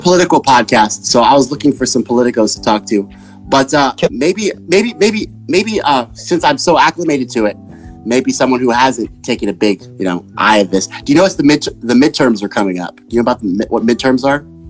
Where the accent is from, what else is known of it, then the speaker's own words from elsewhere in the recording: Texas, United States; I'm from Texas.